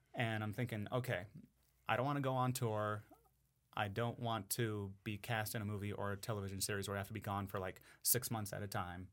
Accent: Sparks, Nevada, United States; also born or lived in Oakland, California; I was born in Oakland, California, and then I moved here when I was three.

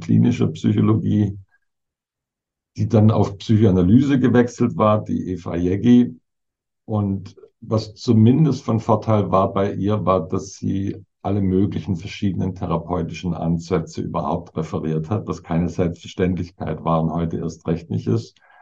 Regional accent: Southern Germany, Germany; moved away; Süddeutschland, wo ich herkomme

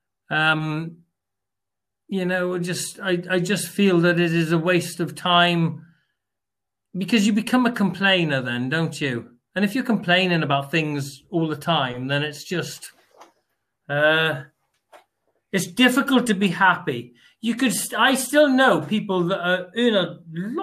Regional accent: United Kingdom; even us as British people, what we've been born into is absolutely unbelievable.

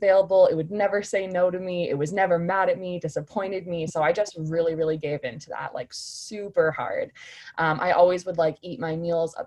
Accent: Oshawa, Ontario, Canada; also born or lived in North Bay, Canada / Ottawa, Canada; now in Brandon, Canada; I'm just recently living in Brandon, Manitoba, but I'm originally from Oshawa, so south of Toronto.

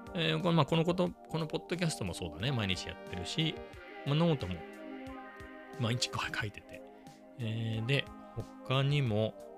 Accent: Ibaraki, Japan; 僕の地元は茨城ですけど、あの、生まれ育ったのはね。

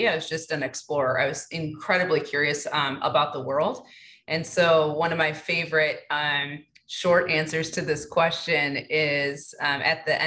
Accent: Detroit, Michigan, United States; born and raised in Detroit.

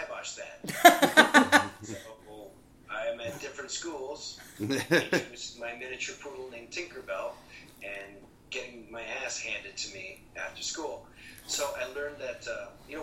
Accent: Toronto, Ontario, Canada; moved away; I came from Toronto, Canada

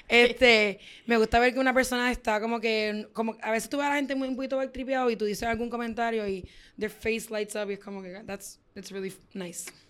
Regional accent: Ecuador; ah, yo soy de Ecuador

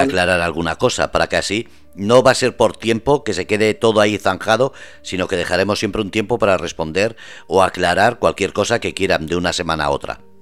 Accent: Basque Country, Spain; also born or lived in Andalusia; now in Murcia, Spain; soy nacido vasco, me siento vasco y me siento orgulloso de ser español

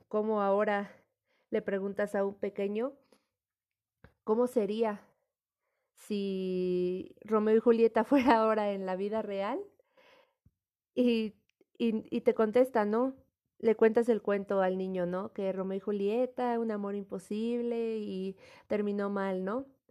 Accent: Mexico; nuestra identidad como mexicanos

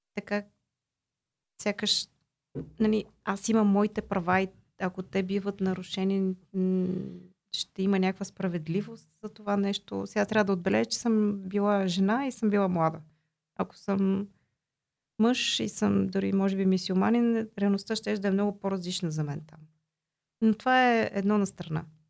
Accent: Bulgaria; also born or lived in Austria

